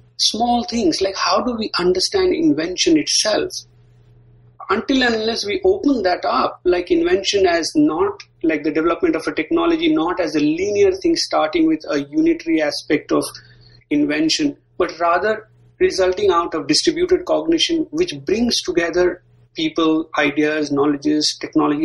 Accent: India; moved away; growing up in India

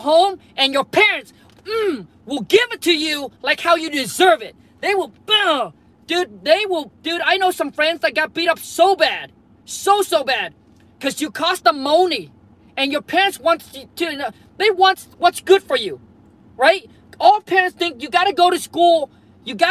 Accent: Vietnam; moved away; I was born and raised in Vietnam, grew up super dirt poor

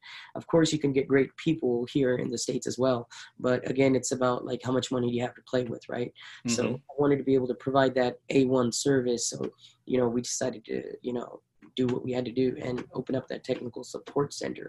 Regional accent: Punjab, India; It is based in India and it's based in my hometown in Punjab.

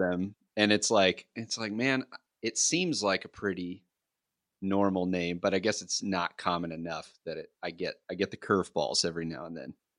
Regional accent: Kentucky, United States; I'm from Kentucky

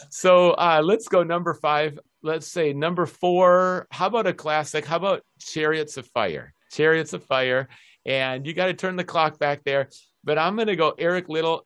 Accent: Minneapolis, Minnesota, United States; moved away as an adult; also born or lived in Aberdeen; now in Seattle, United States; I grew up in the University of Minnesota campus, going to the hockey games

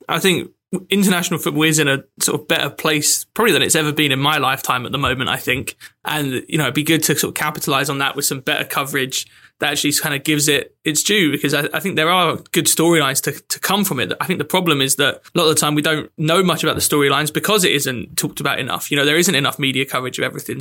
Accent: England, United Kingdom; as an English person

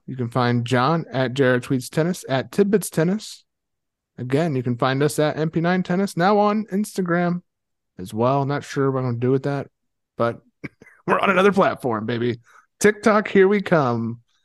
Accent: Ohio, United States; moved away; I'm from Ohio originally

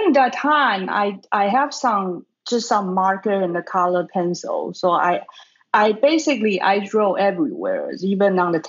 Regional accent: Taiwan; now in Brooklyn, United States; I was born in Taiwan.

